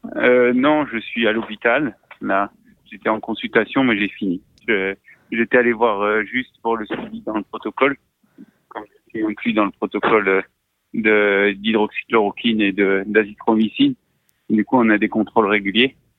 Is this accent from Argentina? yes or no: no; Marseille, Provence-Alpes-Côte d'Azur, France; je suis marseillais